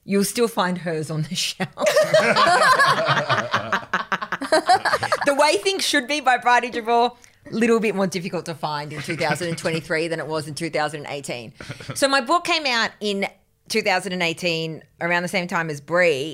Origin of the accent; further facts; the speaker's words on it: Grafton, New South Wales, Australia; moved away as an adult; also born or lived in Queensland; when I was growing up in Grafton